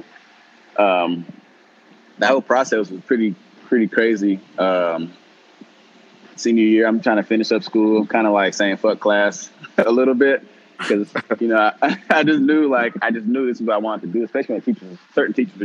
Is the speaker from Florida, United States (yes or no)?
no; Chino Hills, California, United States; also born or lived in Long Beach, California; I was born in Long Beach and then went to school out in Chino Hills